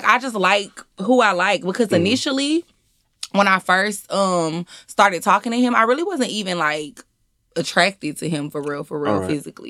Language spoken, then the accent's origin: English; Houston, Texas, United States; moved away as an adult; now in Atlanta, United States; I am from Houston, Texas. I've been living in Atlanta for going on 5 years this year.